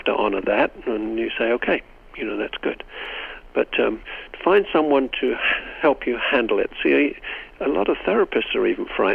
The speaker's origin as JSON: {"language": "English", "region": "England", "country": "United Kingdom", "moved": "yes", "lives_now": "United States", "said": "I come from Great Britain"}